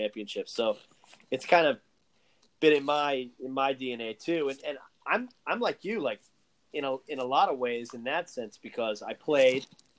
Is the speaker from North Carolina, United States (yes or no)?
yes; Chapel Hill, North Carolina, United States; moved away; also born or lived in Florida; I was born in Chapel Hill